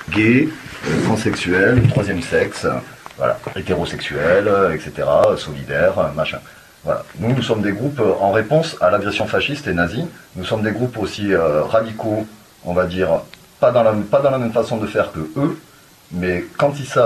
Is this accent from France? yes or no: yes; France; moi, je suis français, et les valeurs que eux veulent défendre, moi, je ne me reconnais pas dedans.